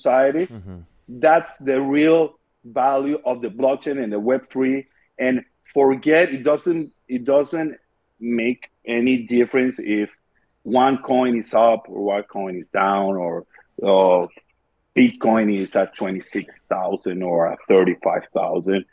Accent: Venezuela; I'm from Venezuela

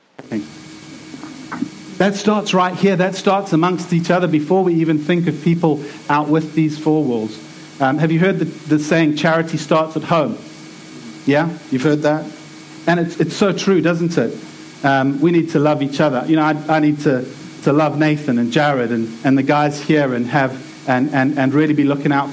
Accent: South Africa; now in England, United Kingdom; I'm from South Africa

